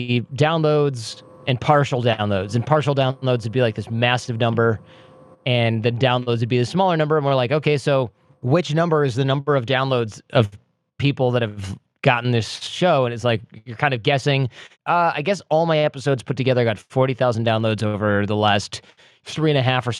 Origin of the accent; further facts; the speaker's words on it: Detroit, Michigan, United States; I'm from Detroit